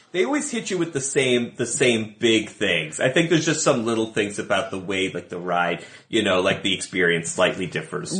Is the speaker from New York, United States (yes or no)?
yes; Buffalo, New York, United States; moved away as an adult; now in Los Angeles, United States; I did not grow up here. I grew up in Buffalo, New York